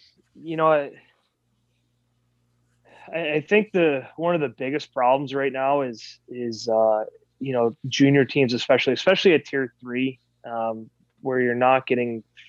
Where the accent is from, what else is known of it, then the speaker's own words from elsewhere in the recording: Iowa, United States; also born or lived in Buffalo, New York; I was born in Buffalo, New York, was there until we moved to Iowa when I was six.